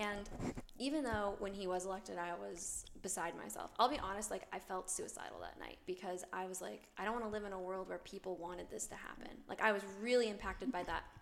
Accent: New York, United States; moved away as an adult; also born or lived in Claremont, California; now in Arizona, United States; I'm originally from the East Coast. I'm from New York.

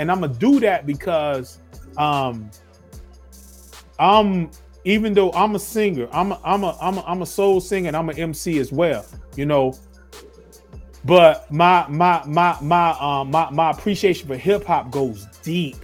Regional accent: North Carolina, United States; now in Atlanta, United States; I'm from North Carolina originally.

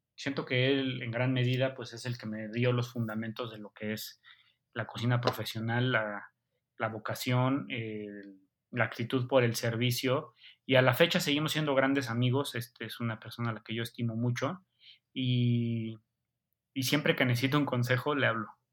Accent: Mexico; como mexicano

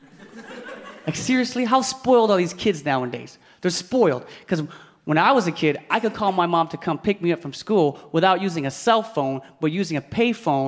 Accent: Philippines; I'm Filipino

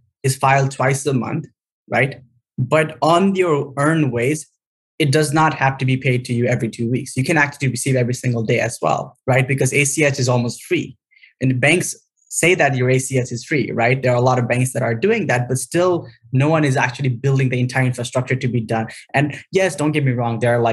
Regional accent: Nepal; moved away as an adult; now in United States; born in Nepal during the second half of the Civil War.

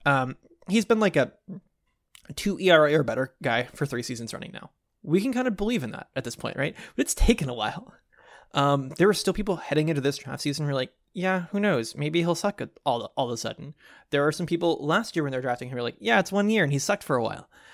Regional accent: Dallas, Texas, United States; as a kid growing up in Dallas

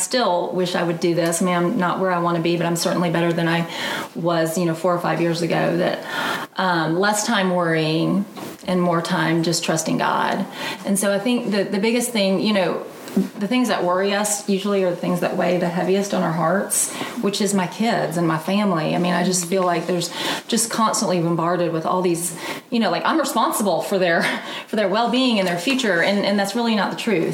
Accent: Marietta, Georgia, United States; moved away as an adult; now in Birmingham, United States; I'm from Atlanta originally, Marietta, right outside of Atlanta

